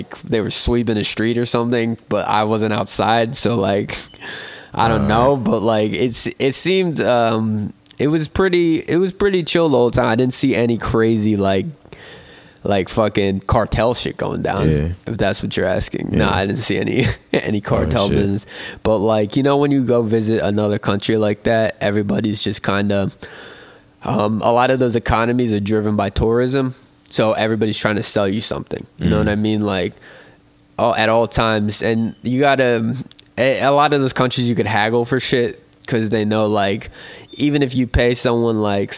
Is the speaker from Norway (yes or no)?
no; United States; I'm an American